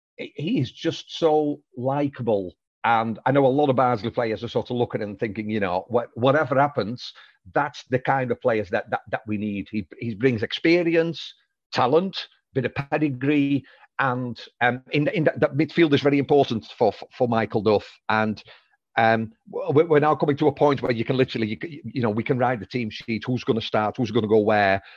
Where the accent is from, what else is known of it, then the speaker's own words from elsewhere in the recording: Netherlands; moved away; I'm Dutch